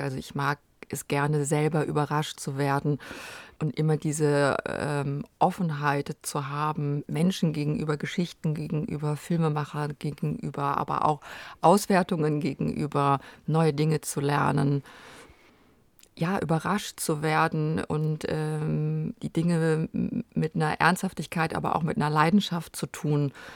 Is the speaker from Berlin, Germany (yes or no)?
no; Kerpen, North Rhine-Westphalia, Germany; also born or lived in Frechen / Cologne; aufgewachsen bin ich da in Kerpen in der Nähe von Köln